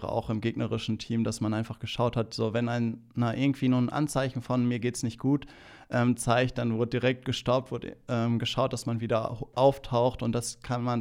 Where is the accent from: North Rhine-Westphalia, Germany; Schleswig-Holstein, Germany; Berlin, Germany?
North Rhine-Westphalia, Germany; Ähm, ein Lippedorf, ähm, schön an der Lippe gelegen. Ähm, meine Heimat, ähm, ich will es nicht missen, dort aufgewachsen zu sein, in so einem behüteten Umfeld